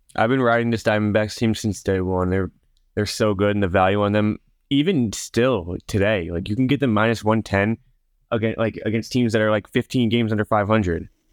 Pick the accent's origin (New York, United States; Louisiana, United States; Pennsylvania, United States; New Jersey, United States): New York, United States; I'm from New York